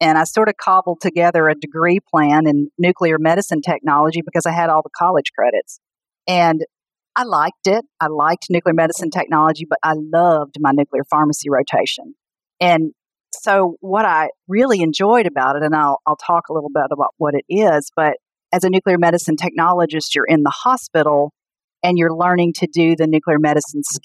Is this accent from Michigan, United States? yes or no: no; Pocahontas, Arkansas, United States; moved away as an adult; also born or lived in Arizona; now in Arkansas, United States; I grew up in Pocahontas, Arkansas, which is a small town in northeast Arkansas